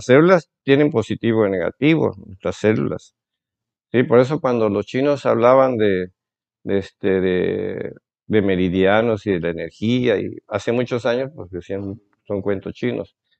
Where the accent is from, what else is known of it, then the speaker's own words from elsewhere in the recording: Coatzacoalcos, Veracruz, Mexico; also born or lived in Minatitlán, Veracruz / Mexico City / Saltillo, Coahuila; now in Tabasco, Mexico; Yo soy de Coatzacoalcos, Veracruz.